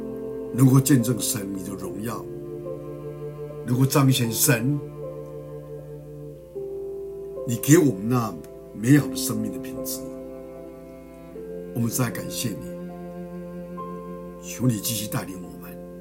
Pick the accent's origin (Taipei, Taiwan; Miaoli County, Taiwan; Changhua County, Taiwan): Miaoli County, Taiwan; 在我的家乡苗栗县